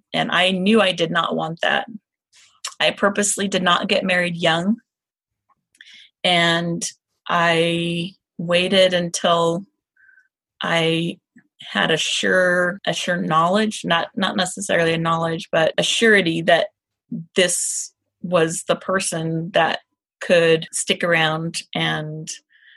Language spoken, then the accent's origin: English; the South, United States; moved away; I am from the South